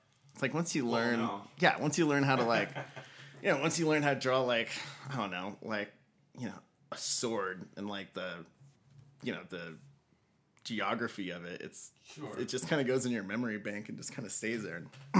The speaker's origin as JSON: {"language": "English", "town": "Albuquerque", "region": "New Mexico", "country": "United States", "tie": "born or raised there", "said": "born and raised in Albuquerque, North Valley, like little street called Lee Acres down by Sadie's restaurant."}